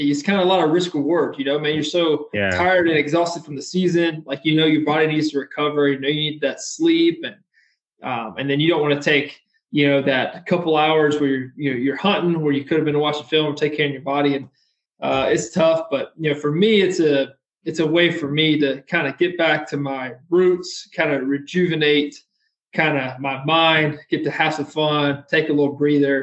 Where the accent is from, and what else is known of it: Warner Robins, Georgia, United States; born or raised there